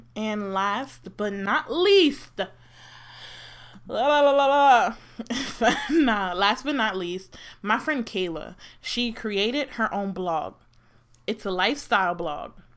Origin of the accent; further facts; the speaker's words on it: New Jersey, United States; also born or lived in Maryland; I'm from Jersey